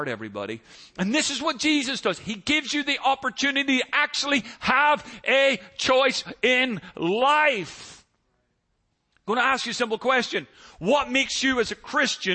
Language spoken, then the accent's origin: English; Northern Ireland, United Kingdom; now in United States; Growing up in Northern Ireland